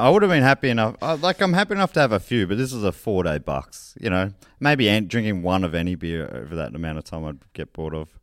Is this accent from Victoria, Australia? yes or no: yes; Moorabbin, Victoria, Australia; old mates I grew up with in Moorabbin